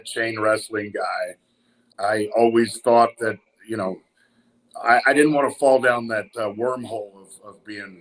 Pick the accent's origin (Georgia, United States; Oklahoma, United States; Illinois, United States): Oklahoma, United States; Tulsa; growing up in Tulsa, Oklahoma